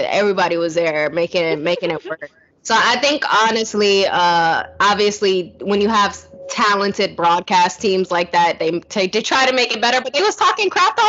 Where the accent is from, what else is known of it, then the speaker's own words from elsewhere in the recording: New York, United States; Like, you know, I'm a New Yorker at heart.